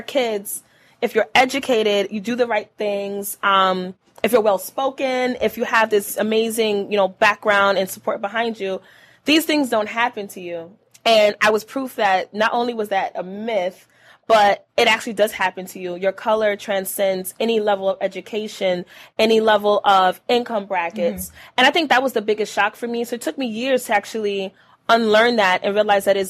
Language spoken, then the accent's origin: English; New York City, New York, United States; moved away as an adult; now in Buffalo, United States; I'm originally from Brooklyn, New York. I moved to Buffalo, New York about 8 years ago.